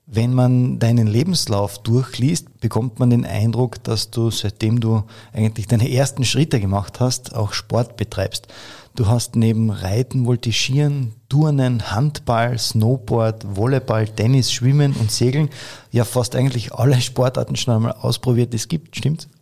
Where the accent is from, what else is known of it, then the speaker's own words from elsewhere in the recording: Carinthia, Austria; bei uns in Kärnten